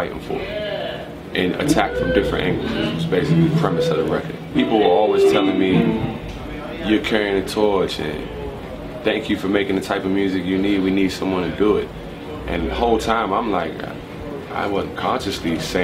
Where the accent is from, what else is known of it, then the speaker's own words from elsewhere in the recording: Prince George's County, Maryland, United States; also born or lived in Washington, D.C.; I'm from Prince George's County, Maryland, which is the wealthiest concentration of the wealthiest African Americans in the United States